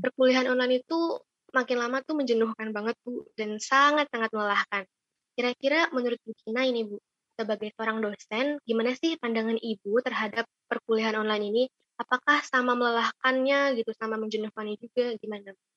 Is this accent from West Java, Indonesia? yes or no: yes; Bandung, West Java, Indonesia; asalku dari Bandung